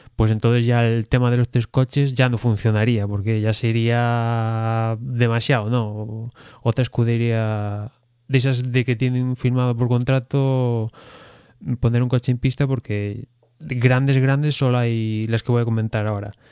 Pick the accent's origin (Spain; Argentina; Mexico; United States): Spain; aficionado español